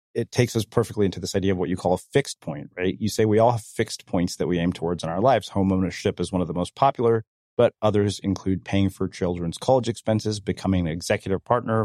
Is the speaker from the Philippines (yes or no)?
no; India; for me, that one is getting married because I'm Indian and I'm still single and in my 40s, right?